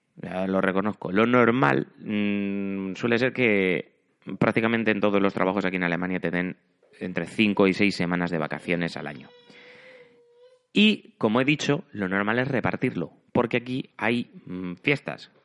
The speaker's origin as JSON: {"language": "Spanish", "country": "Spain", "moved": "as an adult", "lives_now": "Germany", "said": "como soy muy español"}